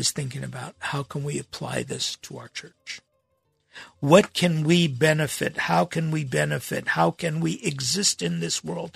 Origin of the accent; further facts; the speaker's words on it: Los Angeles, California, United States; 1960s, 1970s in Los Angeles growing up